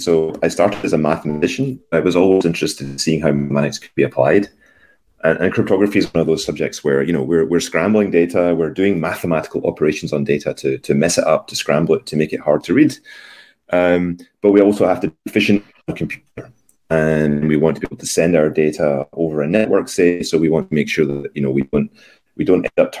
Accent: Scotland, United Kingdom; born there; moved away as an adult; also born or lived in London; So I was born in Scotland a long, long time ago.

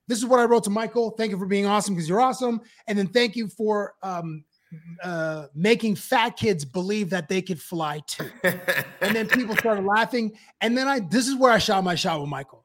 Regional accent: Canada; I'm Canadian

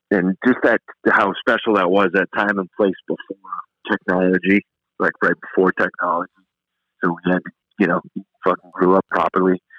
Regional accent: New England, United States; moved away; I even loved growing up in New England there.

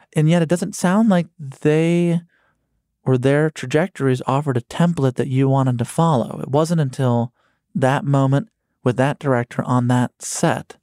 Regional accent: Chicago, Illinois, United States; I'm from Chicago

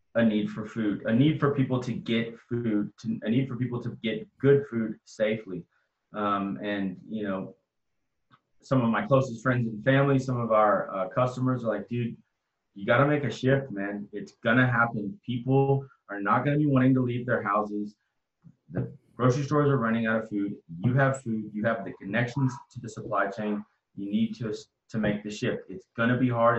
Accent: Austin, Texas, United States; I'm born and raised in Austin

